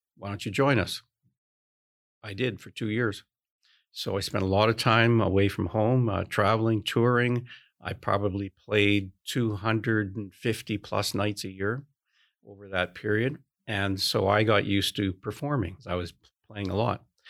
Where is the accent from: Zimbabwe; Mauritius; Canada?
Canada; I'm Canadian